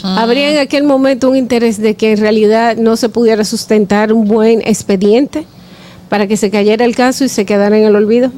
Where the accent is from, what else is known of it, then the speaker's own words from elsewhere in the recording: Dominican Republic; nosotros como dominicanos